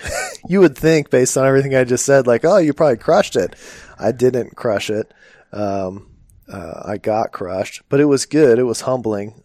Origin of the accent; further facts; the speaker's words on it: Phoenix, Arizona, United States; I remember doing ride-alongs as a little kid in, in Phoenix